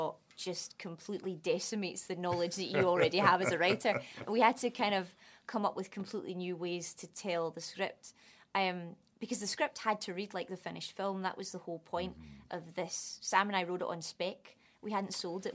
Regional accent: Scotland, United Kingdom; accent: Scottish; moved away; also born or lived in London; I'm not Irish, but I passed for it because the Scottish accent is close enough.

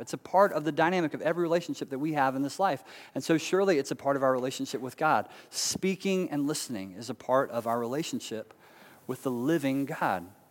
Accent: Charlotte, North Carolina, United States; also born or lived in Raleigh, North Carolina; growing up in Charlotte as a kid

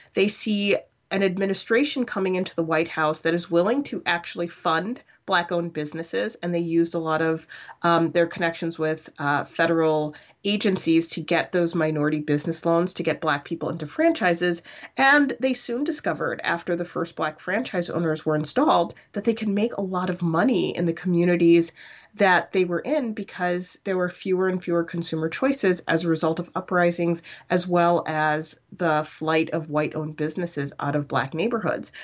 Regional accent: Chicago, Illinois, United States; growing up in Rogers Park in the eighties and nineties

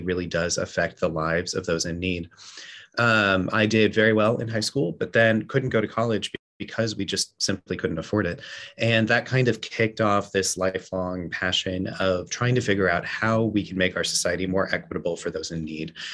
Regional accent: Central Texas, United States; I grew up in Central Texas.

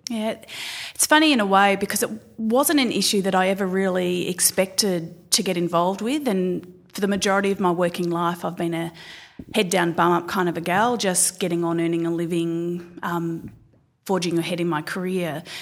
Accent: Gisborne, Victoria, Australia; I grew up just outside of Melbourne in a, what was a little town called Gisborne

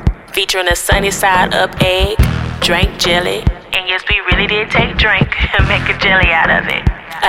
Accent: Houston, Texas, United States; I grew up in Southwest A-Leaf, Texas. Went to Jack Ace High School and marched in the Ocean of Soul at TSU.

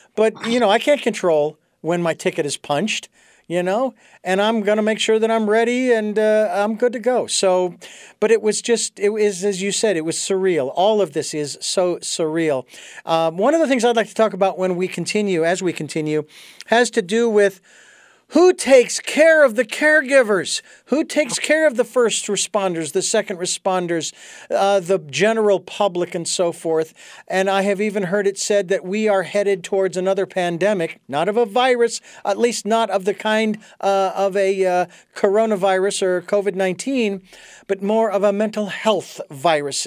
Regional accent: United States; as an American who is familiar with our Constitution

